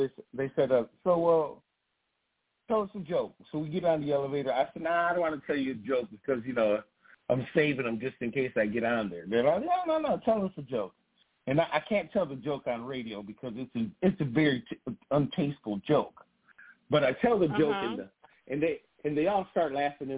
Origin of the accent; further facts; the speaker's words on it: Grand Rapids, Michigan, United States; I grew up in Burton Heights in Grand Rapids, Michigan, which is a very diverse side of town